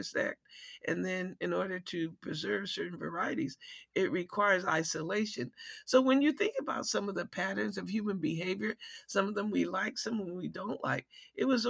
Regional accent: North Carolina, United States; also born or lived in Detroit, Michigan; now in Washington, D.C., United States; My mother decided that I needed to, we needed to go back to North Carolina, where we had a big garden

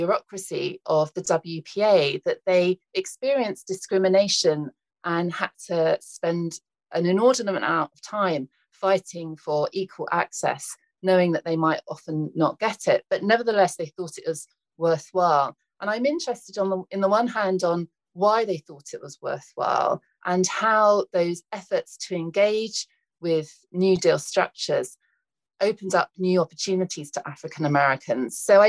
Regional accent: United Kingdom; now in United States

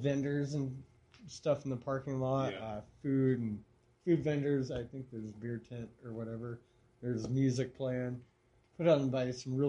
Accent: Lander and Douglas, Wyoming, United States; So did I, Lander and Douglas.

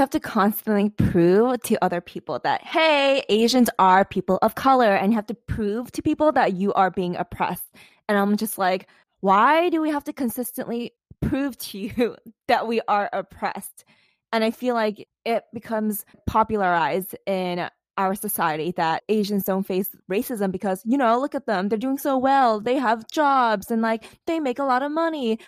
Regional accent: New York City, New York, United States; a regular American who was, like, born and raised in New York City

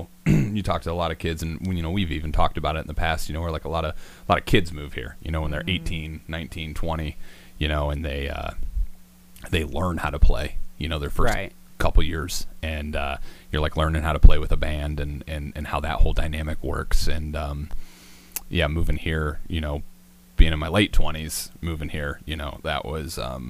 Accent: North Baltimore, Ohio, United States; moved away as an adult; also born or lived in Toledo, Ohio; now in Nashville, United States; I come from North Baltimore, Ohio, which is near the Toledo, Ohio area.

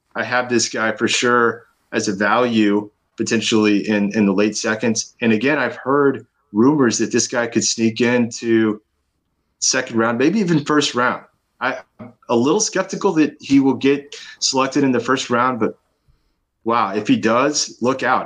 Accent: Austin, Texas, United States; I'm from Austin, a big Longhorn fan

